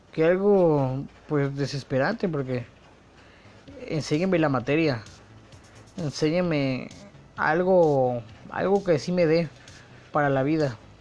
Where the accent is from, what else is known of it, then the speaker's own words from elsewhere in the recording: Mexico; Como buen mexicano que soy